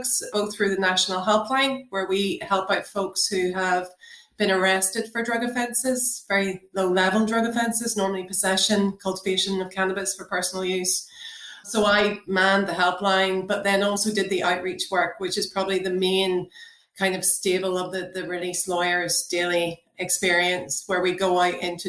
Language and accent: English; Northern Ireland, United Kingdom; growing up in Northern Ireland in the 1990s, I was very much part of the rave culture back then.